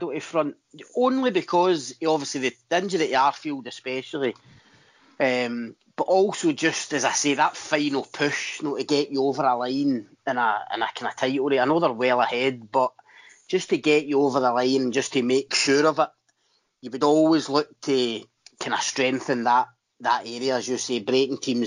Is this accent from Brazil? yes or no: no; Glasgow, Scotland, United Kingdom; born or raised there